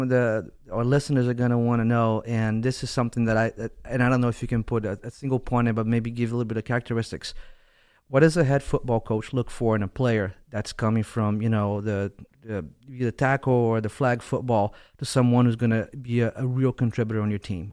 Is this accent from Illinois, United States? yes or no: no; Westport, Connecticut, United States; this is my town, this is my hometown